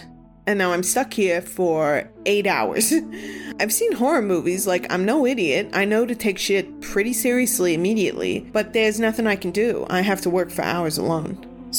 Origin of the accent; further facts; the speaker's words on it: New England, United States; Maybe it's because we're Catholic or because we're from New England, but we all pretty immediately believe in ghosts here.